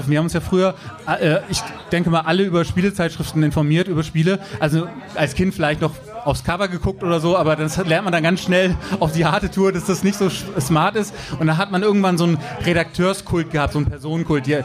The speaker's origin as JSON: {"language": "German", "region": "Bremen", "country": "Germany", "said": "Ja, ich komme ja hier aus dem Norden. Ich bin ja auch äh, Urbremer quasi."}